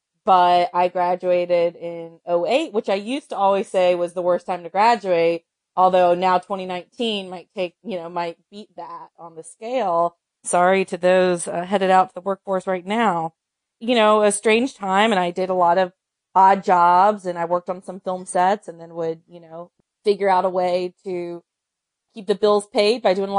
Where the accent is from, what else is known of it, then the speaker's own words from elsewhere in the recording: North Carolina, United States; And then, of course, I'm from North Carolina, so men's college basketball was always a big part of my my media and sports diet.